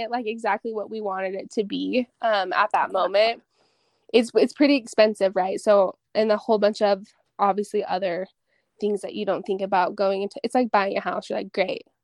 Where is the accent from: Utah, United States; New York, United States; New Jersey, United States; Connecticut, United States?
Utah, United States; It's funny cuz growing up in Utah County, I'm not going to say that I hated Provo, but I definitely had my thoughts